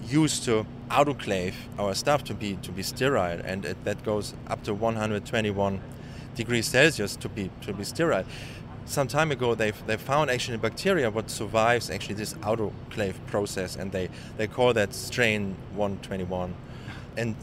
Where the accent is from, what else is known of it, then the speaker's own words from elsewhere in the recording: Germany; moved away as an adult; now in San Diego, United States; Actually, I live in San Diego, but originally I come from Germany, and I started my postdoc here in 2010